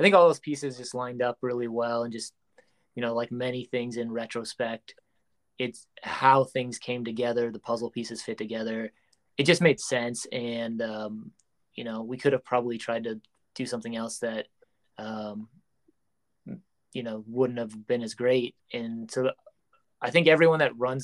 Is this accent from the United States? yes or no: yes; Omaha, Nebraska, United States; we grew up in Omaha.